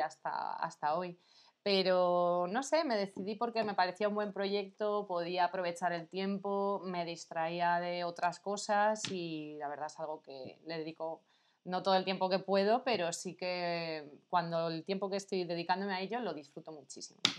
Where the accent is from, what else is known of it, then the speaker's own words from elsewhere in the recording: Madrid, Community of Madrid, Spain; soy de aquí de Madrid, tengo 32 años